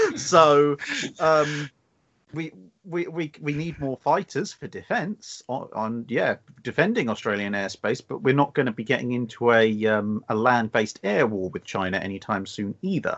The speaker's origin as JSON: {"language": "English", "region": "England", "country": "United Kingdom", "said": "as an Englishman"}